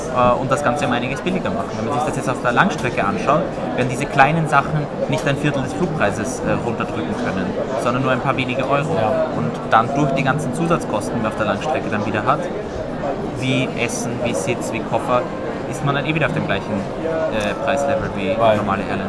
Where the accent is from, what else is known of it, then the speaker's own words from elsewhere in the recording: Austria; ich persönlich als Österreicher